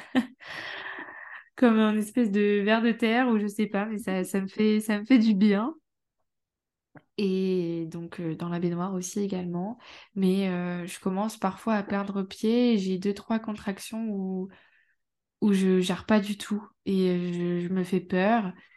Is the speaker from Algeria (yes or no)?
no; Amiens, Hauts-de-France, France; Je suis d'Amiens, en Picardie